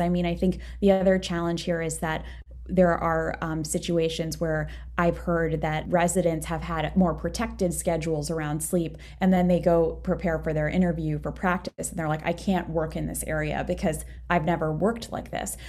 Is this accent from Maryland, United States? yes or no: yes; Maryland, United States; moved away as an adult; also born or lived in Saint Louis; I'm from Maryland